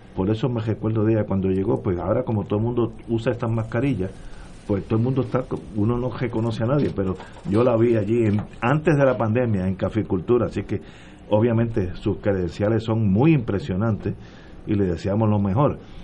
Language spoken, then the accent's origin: Spanish; San Juan, Puerto Rico; yo nací y me crié básicamente en San Juan